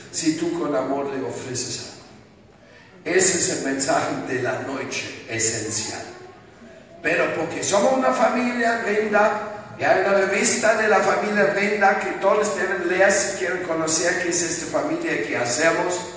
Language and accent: Spanish; Bogotá, Colombia; Y soy de Bogotá.